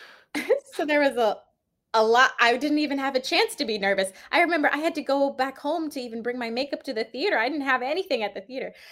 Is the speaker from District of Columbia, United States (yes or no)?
yes; Washington, District of Columbia, United States; also born or lived in Maryland; I grew up in Washington, D C